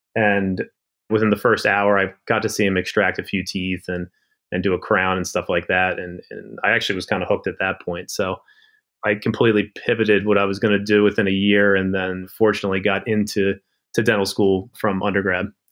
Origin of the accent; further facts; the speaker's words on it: Maryland, United States; I was born and raised in Maryland